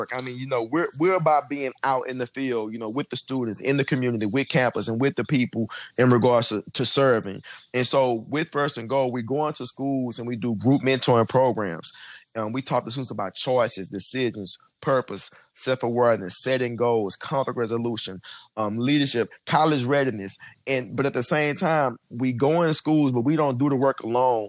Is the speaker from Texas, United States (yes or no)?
yes; Houston, Texas, United States; I actually grew up in Houston in the inner city. I grew up in Third Ward.